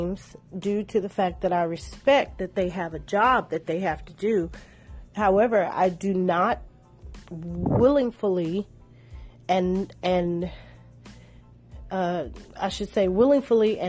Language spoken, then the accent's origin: English; Shreveport, Louisiana, United States; my home state, Louisiana, Ratchet City.